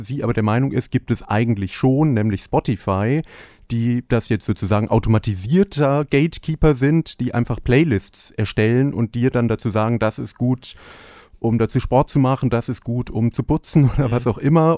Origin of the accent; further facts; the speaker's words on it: Mallorca, Balearic Islands, Spain; moved away; ich bin nicht in Deutschland aufgewachsen, sondern auf Malotze.